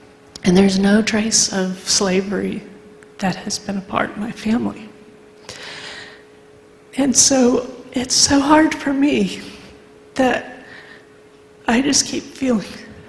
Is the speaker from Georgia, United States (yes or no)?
no; Ohio, United States; I grew up in Ohio.